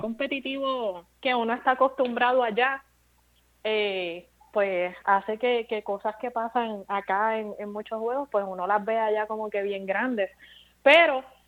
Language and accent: Spanish; Bayamón, Puerto Rico; moved away; also born or lived in Caguas, Puerto Rico; Mi pueblo es Bayamón después de Caguas, porque yo me crié entre, Caguas y Bayamón